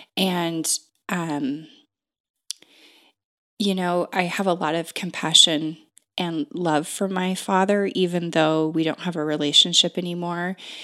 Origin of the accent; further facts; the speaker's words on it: Pacific Northwest, United States; I am from the Northwest. I've been here most of my entire life.